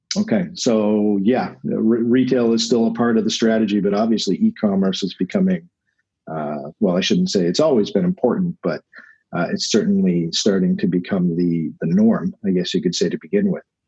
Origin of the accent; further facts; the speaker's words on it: New England, United States; I'm from New England.